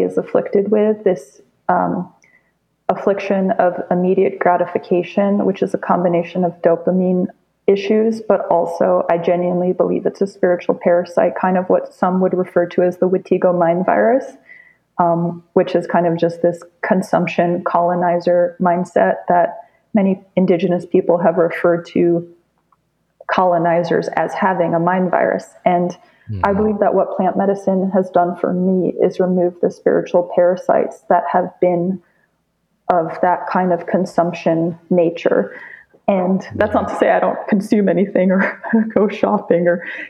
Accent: New York City, New York, United States; when I grew up in New York City

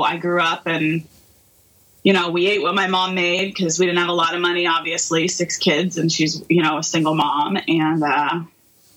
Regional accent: Hazleton, Pennsylvania, United States; I grew up in Hazleton, Pennsylvania, and I'm still there

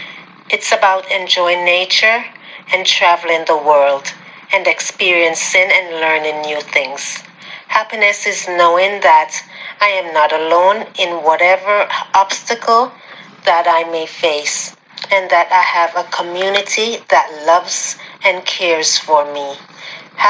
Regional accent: Florida, United States; I am from Florida.

